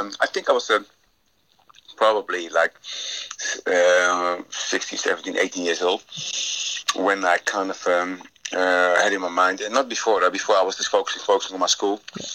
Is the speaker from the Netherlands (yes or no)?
yes; Rotterdam, South Holland, Netherlands; moved away as an adult; also born or lived in United Kingdom; I'm back home in my hometown, Rotterdam.